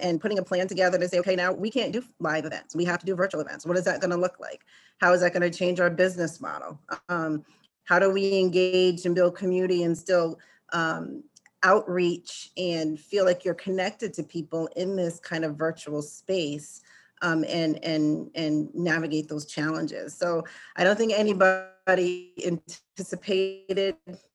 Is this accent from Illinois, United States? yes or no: no; Rhode Island, United States; growing up in New England and in a small state like Rhode Island, which is outside of Massachusetts